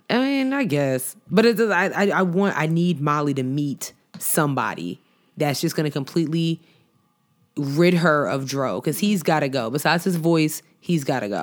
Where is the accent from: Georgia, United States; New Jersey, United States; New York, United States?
New York, United States; Long Island; me growing up on Long Island